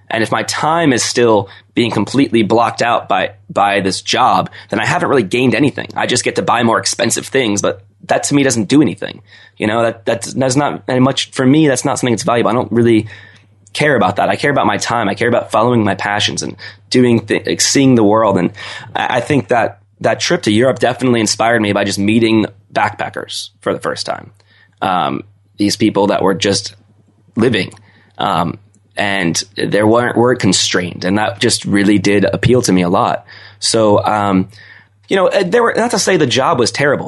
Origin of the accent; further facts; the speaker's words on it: Owings Mills, Maryland, United States; moved away as an adult; I grew up in the suburbs of Baltimore in Owings Mills